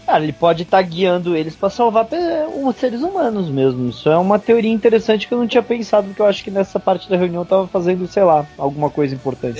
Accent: São Paulo, Brazil; eu sou paulistano, mas paulistano, velho, é muito fresco, velho.

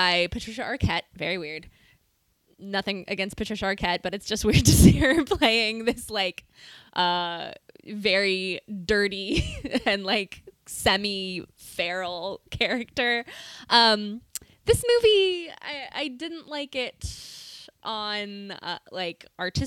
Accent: Montana, United States; we're both from Montana

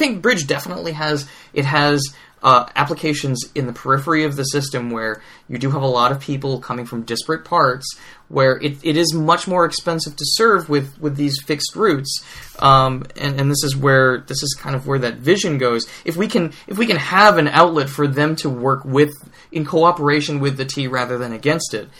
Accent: New York City, New York, United States; now in Boston, United States; I'm from Long Island, and I'm from this place where commuter rail... Like, I grew up with the Port Jefferson line running back and forth behind my house in Flushing, Queens

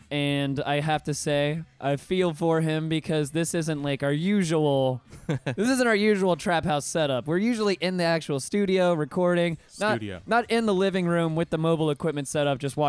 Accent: Pensacola, Florida, United States; I'm from Pensacola, and like that's Woe is a big thing up there too.

